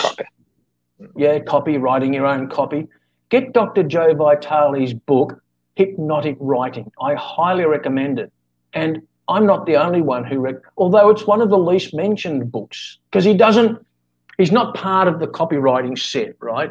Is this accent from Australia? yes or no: yes; Australia; now in Philippines; I'm Australian, but I'm living in in the Philippines.